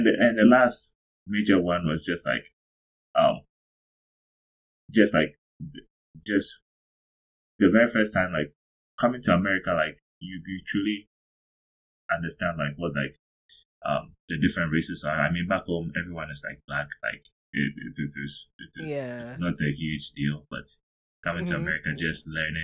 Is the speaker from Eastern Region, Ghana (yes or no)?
no; Accra, Greater Accra, Ghana; moved away as an adult; also born or lived in Evansville, Indiana, United States; now in San Antonio, United States; I'm from Accra, Ghana. I'm from a small nuclear family, mom, dad, and an older brother. I basically did most of my schooling in Accra, Ghana.